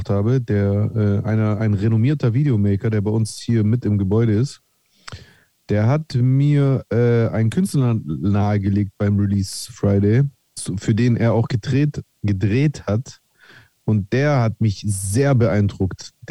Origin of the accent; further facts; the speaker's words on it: Frankfurt, Hesse, Germany; Hand drunter, ich bin Frankfurter.